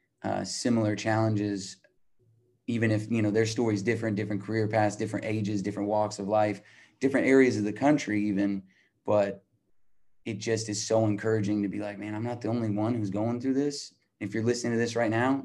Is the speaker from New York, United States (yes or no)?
no; Albuquerque, New Mexico, United States; I'm from Albuquerque, New Mexico.